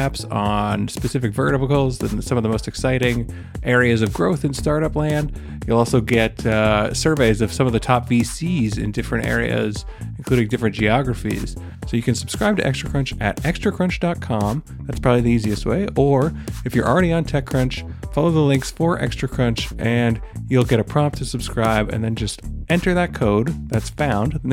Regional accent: Toronto, Ontario, Canada; I'm also Canadian, also from Toronto.

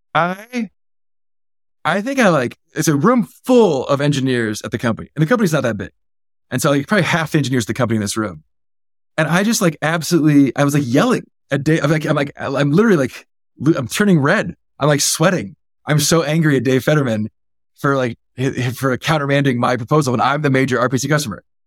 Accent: Silicon Valley, California, United States; I was born and raised in the Valley

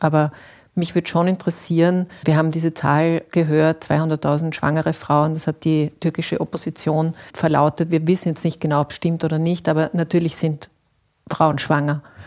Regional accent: Austria; bei uns in Österreich

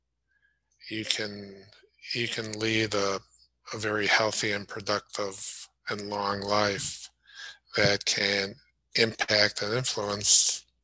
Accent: Chicago, Illinois, United States; moved away; growing up in Chicago and living up there for a while

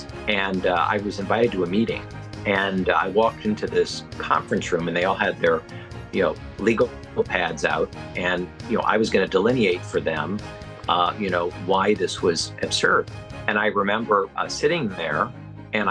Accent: Fort Wayne, Indiana, United States; moved away as an adult; now in Washington, D.C., United States; I was born and raised in Fort Wayne, Indiana, which I always refer to as the center of the universe

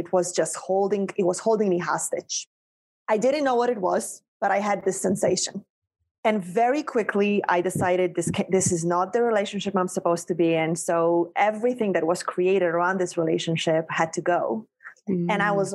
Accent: Poland; moved away as an adult; also born or lived in North Shore of Long Island, New York; now in United States; I was a girl born and raised in Poland

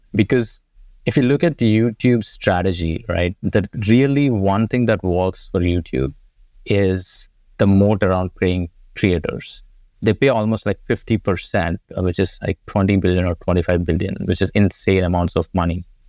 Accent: India; moved away as an adult; I grew up in India went to college there

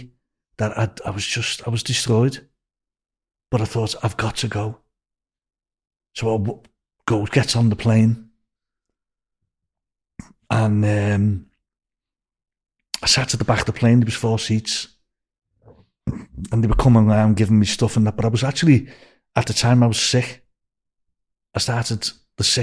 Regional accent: Liverpool, North West England, United Kingdom; accent: Scouse; moved away as an adult

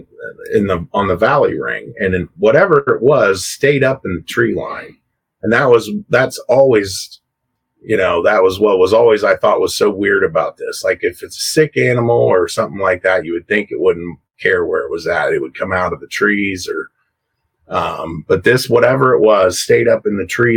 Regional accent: Coshocton, Ohio, United States; this is in Coshocton in Ohio, where I live, right here in my hometown

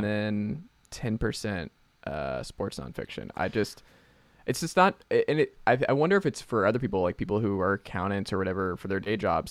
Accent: Atlanta, Georgia, United States; the first thing I caught actually as a kid growing up in Atlanta was a snapping turtle.

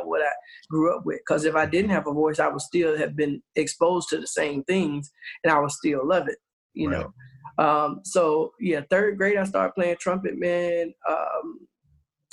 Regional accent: the South, United States; growing up in the South, man, everybody's in church

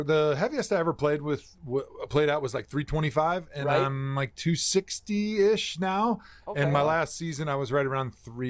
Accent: Wisconsin, United States; moved away as an adult; growing up in Wisconsin, growing up as a Green Bay Packer fan in the 90s

